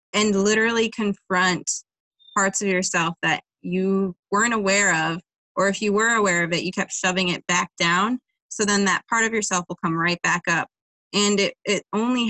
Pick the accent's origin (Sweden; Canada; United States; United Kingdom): United States; Livonia, Michigan; I live in Livonia, which has a strenuous past. It was a sundown town, which meant that it was, to summarize, it meant that it was legal to shoot a black person after dark. So like my hometown has healed a lot since then